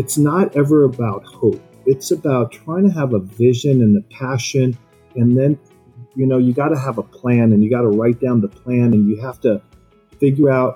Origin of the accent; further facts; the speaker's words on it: Mexico City, Mexico; now in United States; growing up in Mexico City was pretty amazing